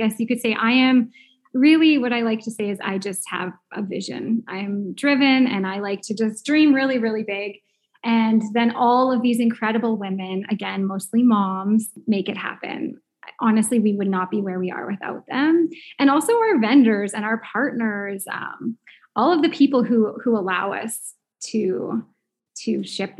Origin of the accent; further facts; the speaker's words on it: St. Albert, Alberta, Canada; I'm from St. Albert, Alberta